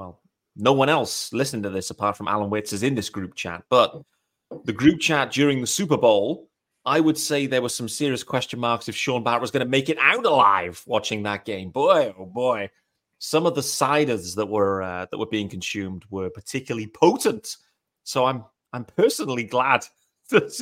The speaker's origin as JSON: {"language": "English", "country": "United Kingdom", "said": "I am a British host of Locked On Marlins."}